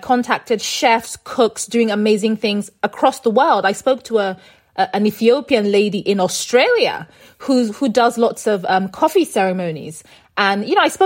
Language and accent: English; Nigeria; moved away; us being Nigerian, being stuck in Nigeria